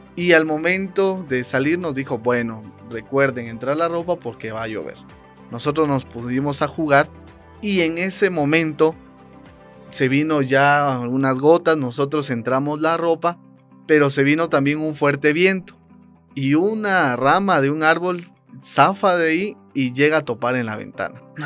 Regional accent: Guatemala; como guatemaltecos

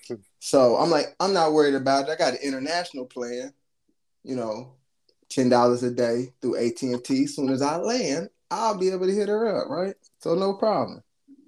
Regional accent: United States; I'm American

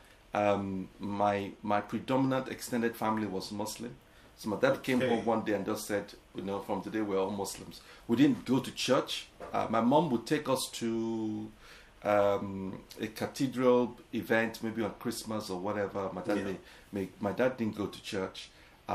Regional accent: Lagos, Nigeria; also born or lived in England; now in London, United Kingdom; growing up in Nigeria was a thrill in the 70s.

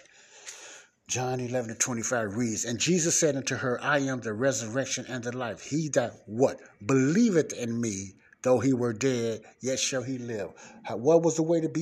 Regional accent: United States; I'm an American

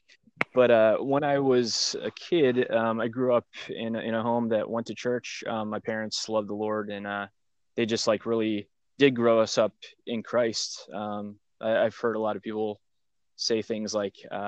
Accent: Michigan, United States; now in Pennsylvania, United States; I'm from Michigan. I live in Pennsylvania now.

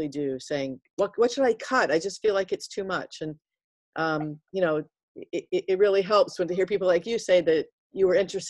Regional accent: Dallas, Texas, United States; I'm from Dallas

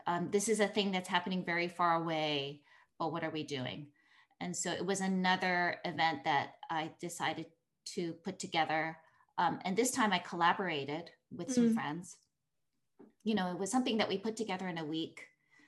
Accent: Vancouver, British Columbia, Canada; moved away as an adult; also born or lived in Tokyo, Japan / Rome, Italy; I grew up in Canada.

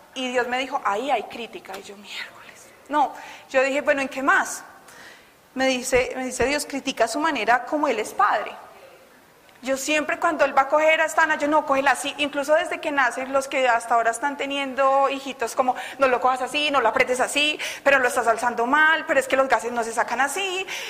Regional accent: Bogotá, Colombia; todavía soy muy rola

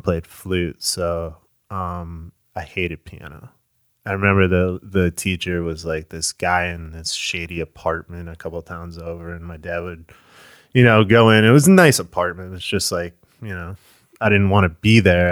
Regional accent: Short Hills, New Jersey, United States; moved away as an adult; now in Florida, United States; I'm from Short Hills

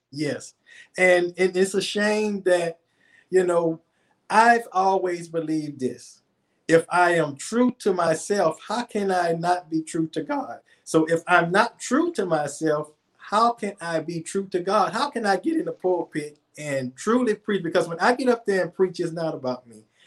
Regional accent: New Orleans, Louisiana, United States; now in Atlanta, United States; I'm from New Orleans originally. I live in Atlanta now

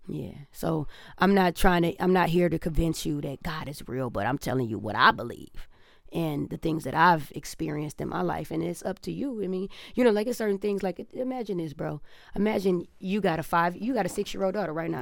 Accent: Detroit, Michigan, United States; now in Los Angeles, United States; I came from Detroit

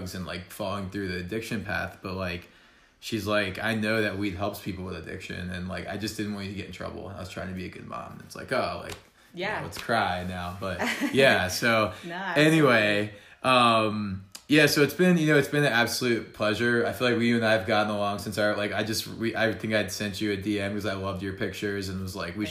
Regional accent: New Jersey, United States; I'm from New Jersey

